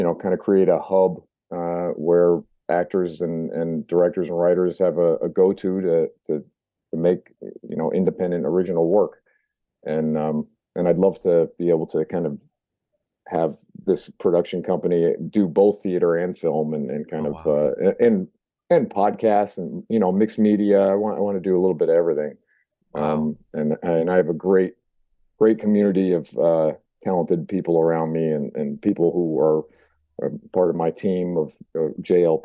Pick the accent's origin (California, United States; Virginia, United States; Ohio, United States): California, United States; moved away as an adult; now in New England, United States; I grew up in California and moved out here when I was 18